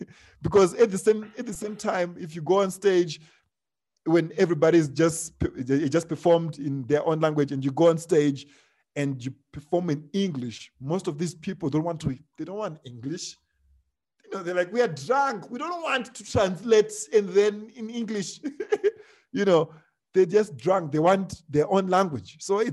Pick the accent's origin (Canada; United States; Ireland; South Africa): South Africa; Me, I'm from South Africa. I'm like, wow, this is amazing.